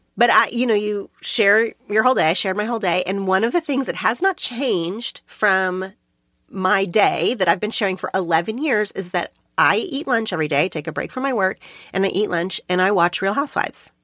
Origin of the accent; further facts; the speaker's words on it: Oklahoma, United States; moved away as an adult; now in Los Angeles, United States; my hometown in Oklahoma